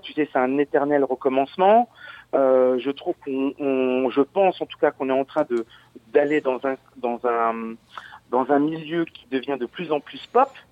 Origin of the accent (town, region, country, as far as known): Verdun, Grand Est, France; born or raised there; also born or lived in Audainville